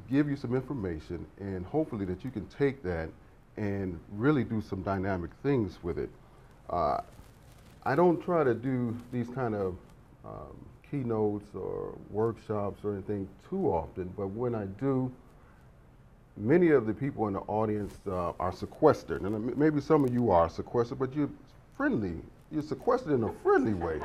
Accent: Chicago, Illinois, United States; I was born in Chicago, raised in Chicago

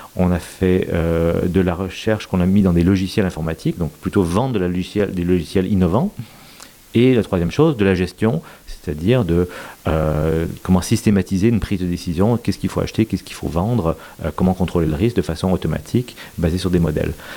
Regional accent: Quebec, Canada; moved away as an adult; also born or lived in United States / Rome, Italy; now in Paris, France; même si je suis québécois d'avoir grandi, j'ai aussi euh, de, la famille en Belgique

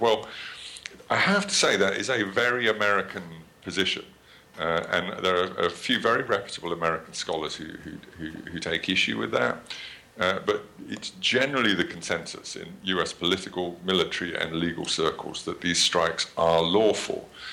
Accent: United Kingdom; accent: British; my terrible British accent

